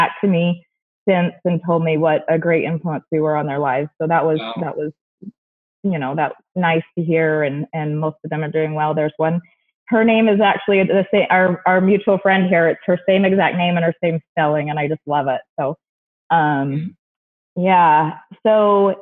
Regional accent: St. George, Utah, United States; also born or lived in Mesa, Arizona; I moved to St. George, Utah when I was 8

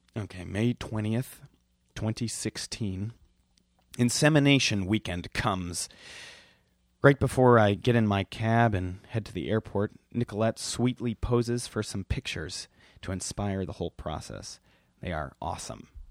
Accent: Milwaukee, Wisconsin, United States; I'm from Milwaukee

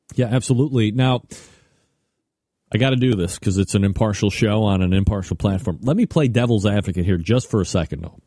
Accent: Elmira, New York, United States; I was born in Elmira, New York

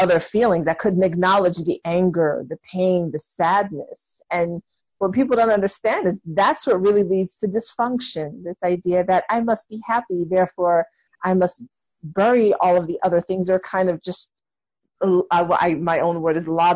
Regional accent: New York City, New York, United States; I'm from New York City

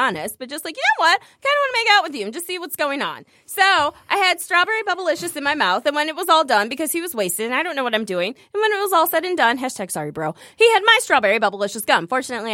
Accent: Michigan, United States; also born or lived in Ohio / Texas; I was born there. I was raised in Michigan. Ohio made me. Michigan saved me

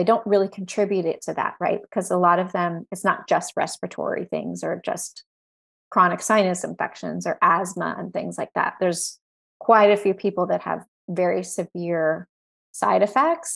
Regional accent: Texas, United States; I grew up in Texas

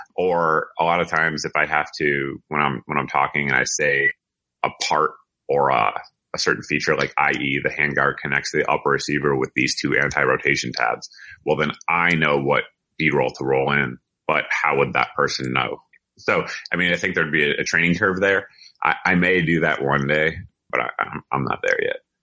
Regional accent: Massachusetts, United States; I grew up in Massachusetts, actually right near the Smith and Wesson factory

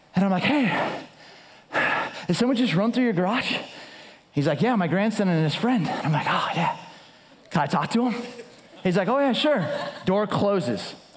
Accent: Southern California, United States; now in Chicago, United States; I live in Chicago. I grew up in Southern California

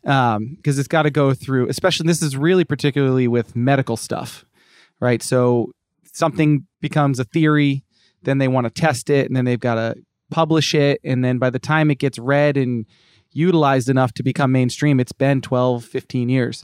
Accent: Cape Cod, Massachusetts, United States; moved away as an adult; now in California, United States; I grew up in Massachusetts on, uh, Cape Cod

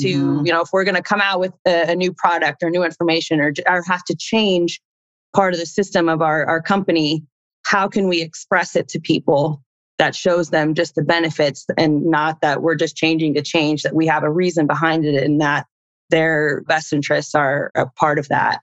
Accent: Indiana, United States; moved away as an adult; also born or lived in Chile / Houston, Texas; growing up in Indiana, I actually wanted to play basketball

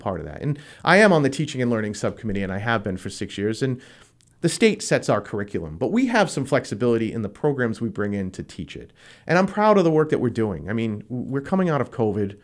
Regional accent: Pawtucket, Rhode Island, United States; moved away as an adult; now in Attleboro, United States; I'm originally from Pawtucket, Rhode Island

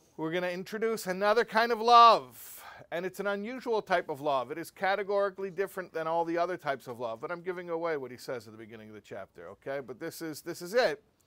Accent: United States; I'm an American boy and I speak English

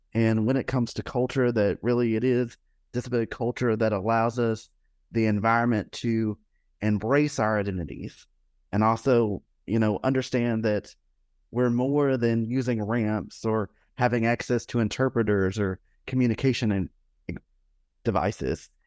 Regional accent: Alabama, United States; I grew up in Alabama

